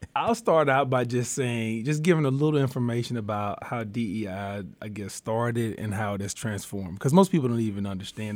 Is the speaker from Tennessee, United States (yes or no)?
no; Warren, Arkansas, United States; I'm from Southeast Arkansas, a little small rural town, Warren, Arkansas is my hometown. Um, I grew up there